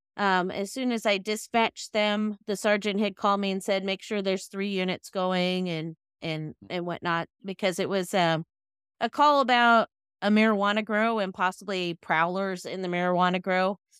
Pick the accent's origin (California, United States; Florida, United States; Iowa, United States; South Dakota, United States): California, United States; Sacramento County, Northern; I'm from Northern California in the Sacramento County area